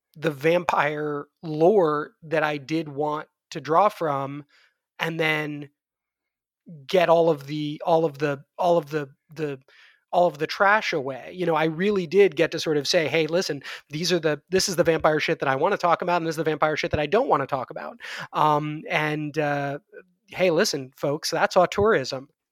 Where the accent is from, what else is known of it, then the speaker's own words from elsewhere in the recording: New York City, New York, United States; I grew up in New York City in, um, in the eighties and the nineties